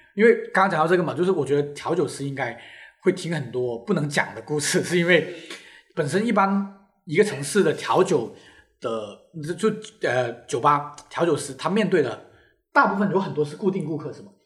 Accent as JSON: {"language": "Chinese", "region": "Guangdong", "country": "China", "said": "首先我就是一个不吃蛇的广东人，我非常地害怕蛇"}